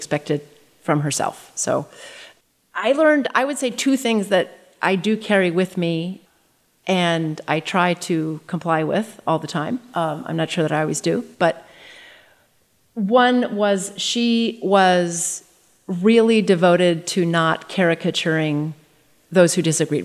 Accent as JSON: {"language": "English", "region": "North Dakota", "country": "United States", "tie": "born or raised there", "moved": "yes", "said": "growing up in North Dakota. It was a fantastic childhood"}